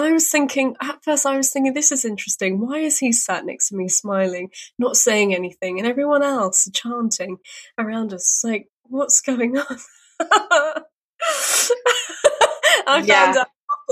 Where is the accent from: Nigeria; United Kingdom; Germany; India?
United Kingdom; I'm Brit